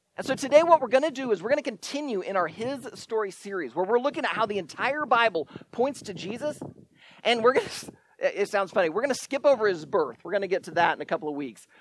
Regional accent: Shenandoah, Iowa, United States; my hometown in Shenandoah, Iowa

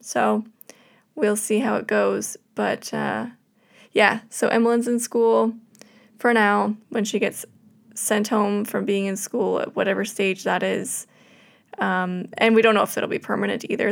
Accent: Canada; being Canadian

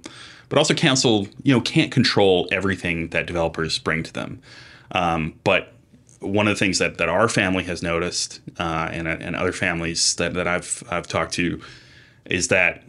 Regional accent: Los Angeles, California, United States; growing up in Los Angeles for a lot of my life, there was not a ton of snow to work with.

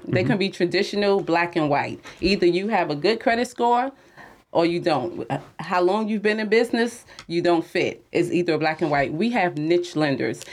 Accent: Jersey City, New Jersey, United States; I'm from Jersey City

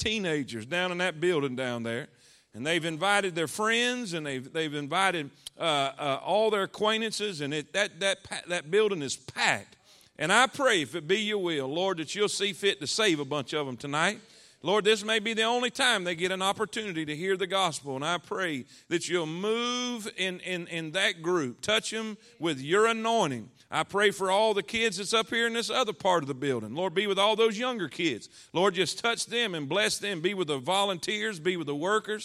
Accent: South Florida, United States; moved away as an adult; I'm from South Florida, and there's no way it's God's will for a South Florida cracker to be up there

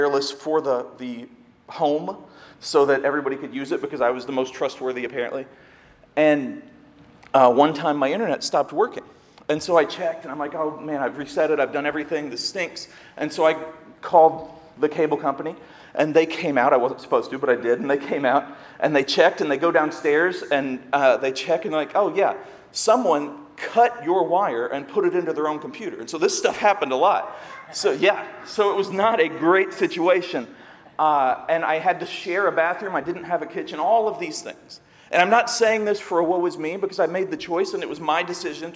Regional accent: Seymour, Indiana, United States; moved away as an adult; now in Ohio, United States; I'm from Indiana, near Bloomington, which is IU, but I grew up in Seymour, which is a small town

